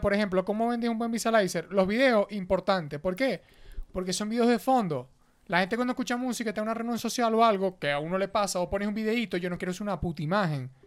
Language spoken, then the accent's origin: Spanish; Venezuela; now in Mexico; yo emigré de Venezuela